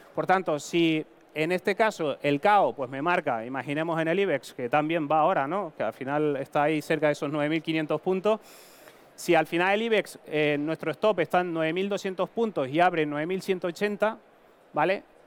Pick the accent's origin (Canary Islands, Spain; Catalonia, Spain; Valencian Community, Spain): Canary Islands, Spain; Tenerife; accent: Canarian; moved away as an adult; now in Madrid, Spain; mi acento es canario, soy de Tenerife, migré, crucé el charco, como decimos, a Madrid a estudiar